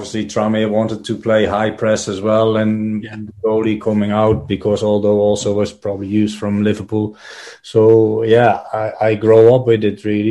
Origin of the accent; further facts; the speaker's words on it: Netherlands; moved away; I'm growing up in Holland